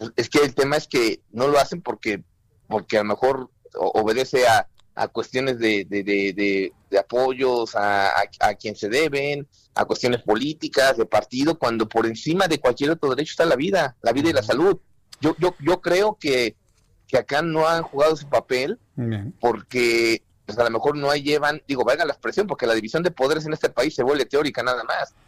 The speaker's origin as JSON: {"language": "Spanish", "country": "Mexico", "said": "nos sumemos como mexicanos responsables"}